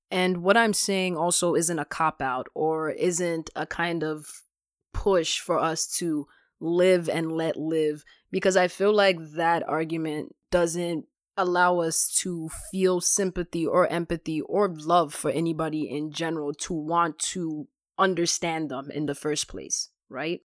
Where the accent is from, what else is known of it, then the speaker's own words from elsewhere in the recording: Ghana; moved away; I'm a Ghanaian born immigrant